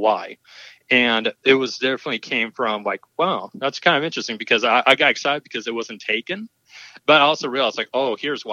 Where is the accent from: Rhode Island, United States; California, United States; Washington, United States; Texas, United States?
Washington, United States; Tacoma; I'm from Tacoma, Washington